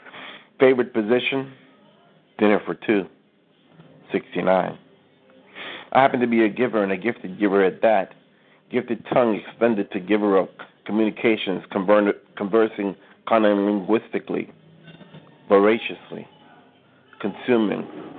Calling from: New York, United States; calling from New York

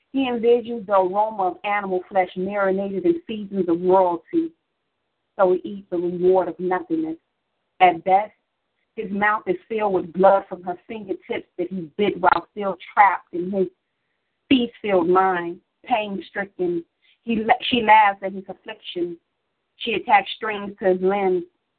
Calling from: Chicago, Illinois, United States; I'm calling from Chicago, Illinois, Southeast Side.

